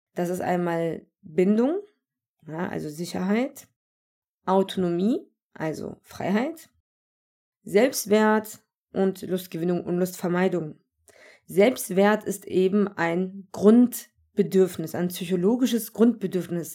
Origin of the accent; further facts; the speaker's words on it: Germany; ich bin Deutsche mit Migrationshintergrund. Das bedeutet, ich wurde hier gezeugt und hier geboren. Ja, ich bin made in Germany und bin Deutsche.